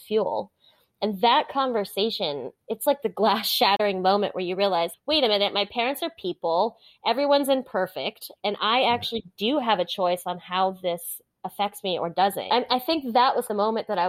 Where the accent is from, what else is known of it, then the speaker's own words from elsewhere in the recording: Hawaii, United States; I grew up in Hawaii, which is a lovely place to be from.